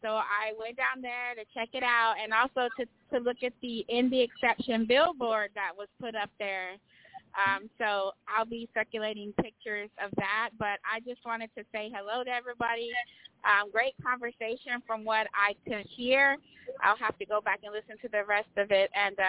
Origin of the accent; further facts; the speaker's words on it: Texas, United States; I am actually traveling from Galveston. I'm actually a native Texan